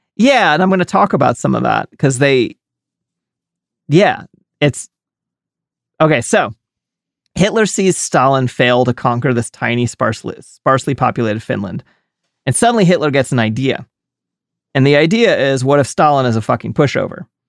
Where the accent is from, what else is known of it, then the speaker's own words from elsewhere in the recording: United States; I'm an American and all, all I come from is, I'm a white American